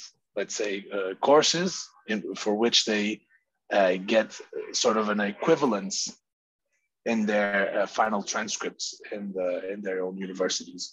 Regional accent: Porto, Norte, Portugal; moved away as an adult; I'm born and raised in the city of Porto, Portugal

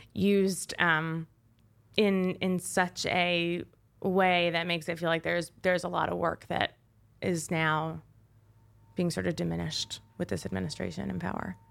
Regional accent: Westchester, New York, United States; I'm from Westchester, New York

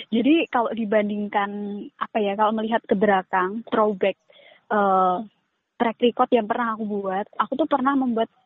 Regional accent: Boyolali, Central Java, Indonesia; di Boyolali apalagi untuk daerahku sendiri

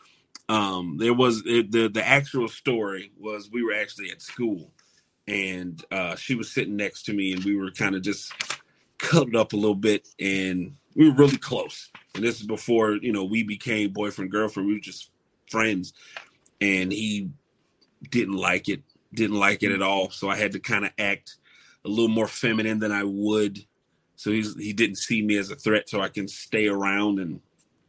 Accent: Chicago, Illinois, United States; I'm a Chicago boy

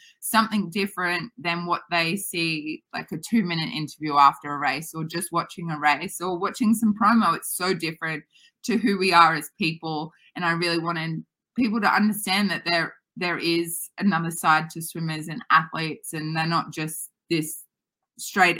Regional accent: Australia; we know it here in Australia

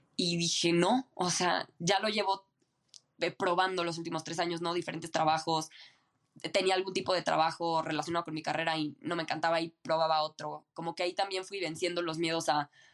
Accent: Mexico City, Mexico; moved away as an adult; nací en Ciudad de México, viví toda mi vida aquí en Ciudad de México

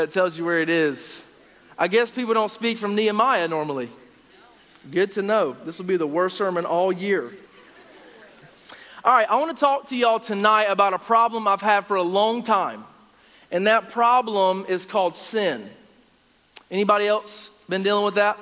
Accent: Gastonia, North Carolina, United States; now in Upstate South Carolina, United States; I'm originally from Gastonia, North Carolina

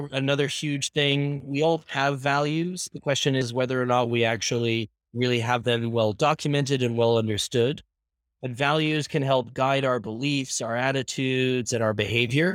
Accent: Ireland; also born or lived in Canada; now in Spain; I was born and raised in Ireland, moved to Canada where I spent 18 years, and I've been living in Spain for the past 3 years.

